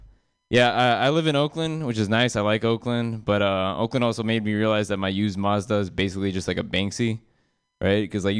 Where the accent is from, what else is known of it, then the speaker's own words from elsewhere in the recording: India; I'm Indian, which is the last thing I'll ever say on the stage, and then it'll just be a white flash, and I'll just be dead. But I'm Indian